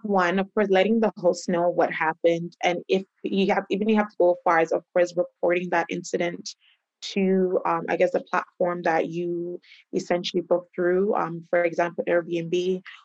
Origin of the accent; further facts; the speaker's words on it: Canada; also born or lived in Ghana; I'm originally from Ghana. I grew up in Canada